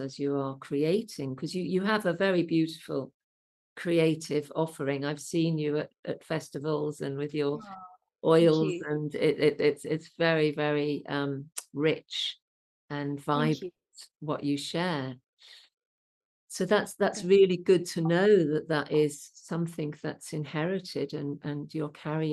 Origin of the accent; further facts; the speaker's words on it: Birmingham, West Midlands, United Kingdom; accent: Brummie; also born or lived in Solihull / Worcestershire; I grew up in the Midlands